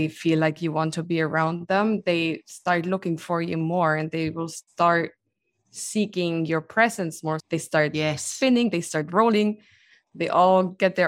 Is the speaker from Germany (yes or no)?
yes; Germany; moved away as an adult; now in United States; I am originally from Germany, so born and grown up there